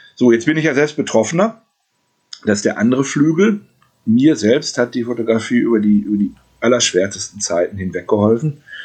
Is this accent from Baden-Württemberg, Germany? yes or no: no; Gelsenkirchen, North Rhine-Westphalia, Germany; in meiner Heimatstadt mache, hier in Gelsenkirchen